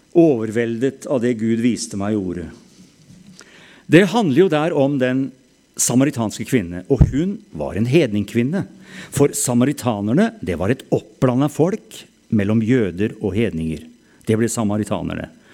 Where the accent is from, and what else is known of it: Norway